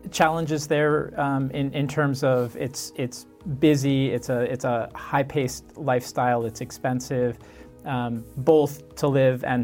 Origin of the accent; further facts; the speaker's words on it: Michigan, United States; moved away as an adult; For me, I grew up in Michigan, um, which is a, a, state in, in the Midwest, um, and it's a much quieter place.